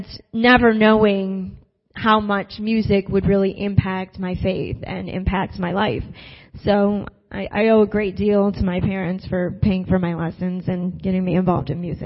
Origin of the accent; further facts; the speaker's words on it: Syracuse, New York, United States; moved away; I was born and raised in Syracuse, New York.